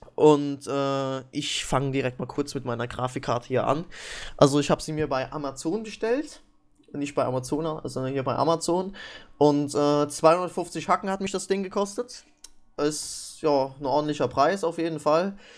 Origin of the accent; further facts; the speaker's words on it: East Germany, Germany; Ich bin ja auch Ossi